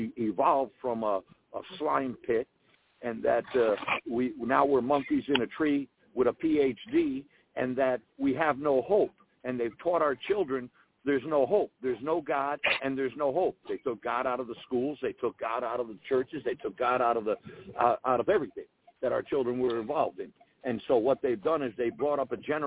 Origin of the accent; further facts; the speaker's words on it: United States; we as American people who are hardworking